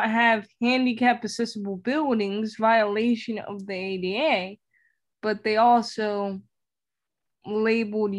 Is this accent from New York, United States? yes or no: yes; New York City, New York, United States; moved away; I lived in poverty for 5 years of my life because I'm from the Bronx, New York